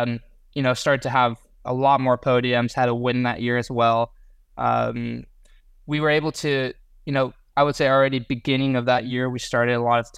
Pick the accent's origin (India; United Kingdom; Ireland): United Kingdom; England; now in United States; I think it really started when I came from England. I'd raced 2 years in British F3 in 2019-2020, and then decided to come over to what was Indy Lights at the time